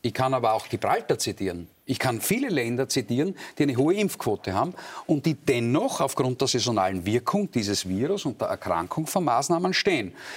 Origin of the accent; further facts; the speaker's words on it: Graz, Styria, Austria; Ich komme aus Graz, wir haben eine kommunistische Bürgermeisterin